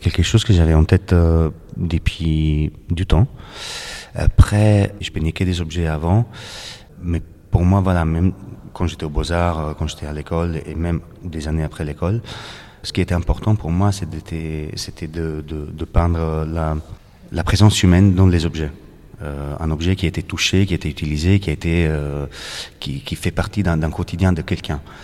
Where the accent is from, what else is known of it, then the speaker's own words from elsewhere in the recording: Naples, Campania, Italy; accent: Italian; French is a second language; moved away as an adult; also born or lived in Paris; now in Greece; Cette ville, là c'est là où j'ai grandi.